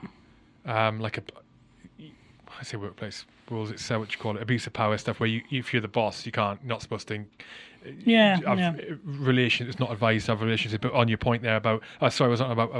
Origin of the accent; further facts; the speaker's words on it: Wales, United Kingdom; growing up in Wales